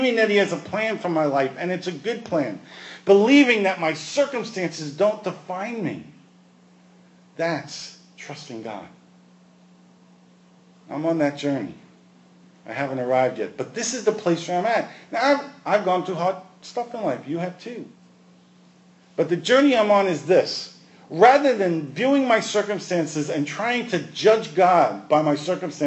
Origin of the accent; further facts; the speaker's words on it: New York, United States; I grew up in New York